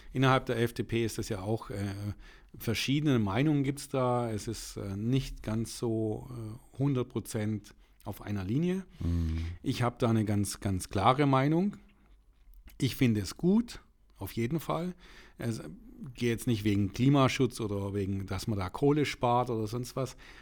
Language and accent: German; Nellingen, Baden-Württemberg, Germany; Ich komme aus dem Ortsteil Nellingen